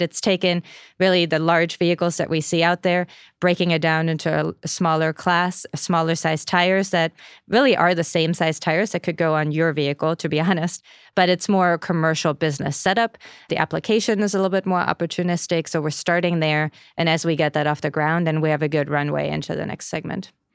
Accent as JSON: {"language": "English", "country": "Germany", "moved": "yes", "said": "I'm from Germany"}